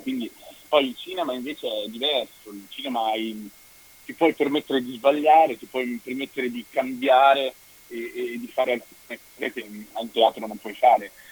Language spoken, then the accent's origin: Italian; Vicenza, Veneto, Italy; also born or lived in Dominican Republic / Rome / London; io sono arrivato qui che avevo due anni e mezzo, sono cresciuto a Vicenza